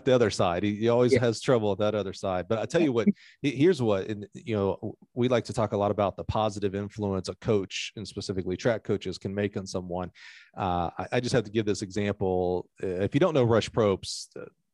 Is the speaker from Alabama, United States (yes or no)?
yes; Eufaula, Alabama, United States; I grew up in Eufaula, Alabama.